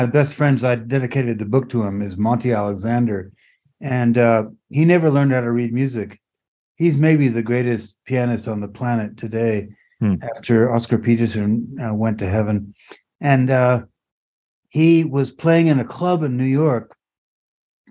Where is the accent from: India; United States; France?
France; moved away; I grew up in France.